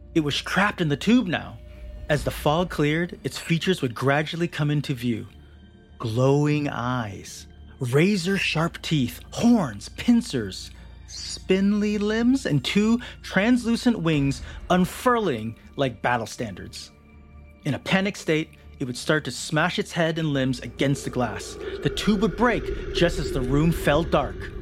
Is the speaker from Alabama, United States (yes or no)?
no; Southern California, United States; I grew up in Southern California, only 15 minutes away from Disneyland